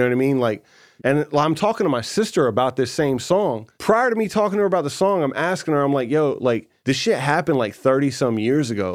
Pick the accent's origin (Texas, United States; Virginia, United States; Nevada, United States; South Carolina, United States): Virginia, United States; Newport News; my first memories is Hampton, Newport News area